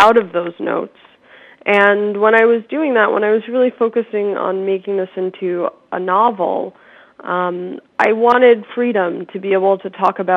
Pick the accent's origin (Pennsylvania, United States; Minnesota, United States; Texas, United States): Pennsylvania, United States; suburbs of Philadelphia; I grew up in Pennsylvania in the suburbs of Philadelphia